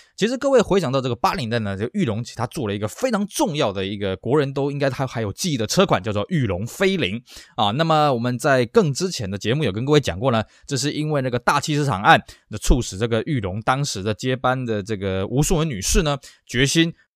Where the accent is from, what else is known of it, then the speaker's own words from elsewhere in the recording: Tainan, Taiwan; 我加上在台南地区呢，那台南这边呢，就是当时就是所谓的国通汽车一直经营到现在了